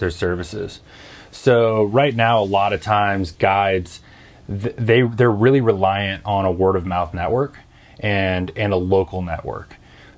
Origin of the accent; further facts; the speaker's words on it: Northern California, United States; also born or lived in South Louisiana; now in Arkansas, United States; I did grow up in Northern California